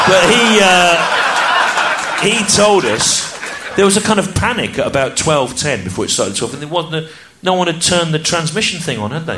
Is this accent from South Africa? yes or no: no; United Kingdom; I grew up in the Midlands